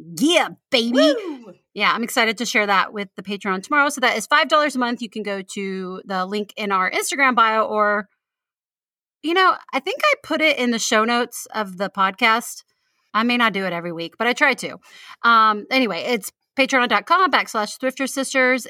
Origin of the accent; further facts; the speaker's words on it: United States; we Americans